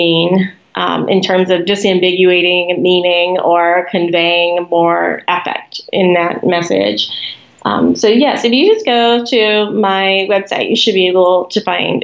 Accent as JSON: {"language": "English", "country": "United States", "said": "I am an American"}